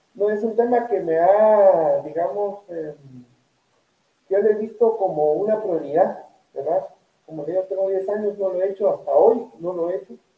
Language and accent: Spanish; Guatemala; nosotros como guatemaltecos